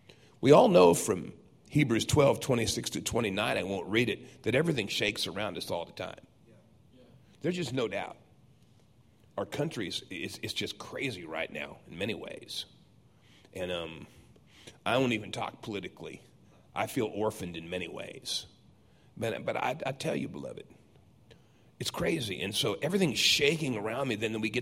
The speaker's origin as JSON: {"language": "English", "town": "San Diego", "region": "California", "country": "United States", "tie": "born or raised there", "said": "I grew up in Southern California. Everything shook there all the time. I mean, I can remember as a boy in San Diego looking out and the street turned into ocean."}